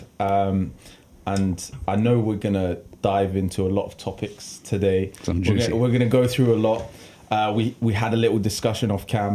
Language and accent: English; Bedford, East of England, United Kingdom; Born and bred in Bedfordshire, England